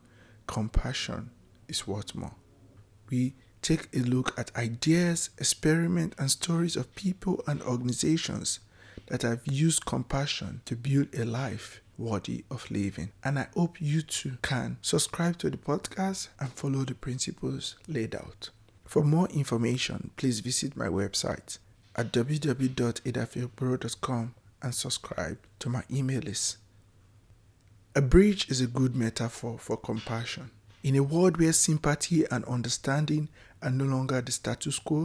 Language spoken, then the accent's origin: English; Nigeria; moved away as an adult; now in United States; I am fleeing from Nigeria